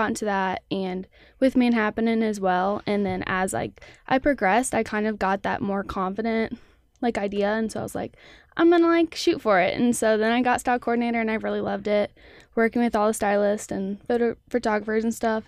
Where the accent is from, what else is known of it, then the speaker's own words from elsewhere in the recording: Olathe, Kansas, United States; I'm from Olathe, Kansas